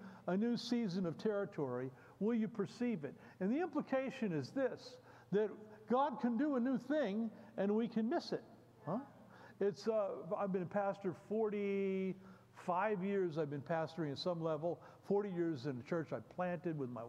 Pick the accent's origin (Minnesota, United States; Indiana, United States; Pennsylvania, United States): Pennsylvania, United States; Bethlehem; I come from Bethlehem, Pennsylvania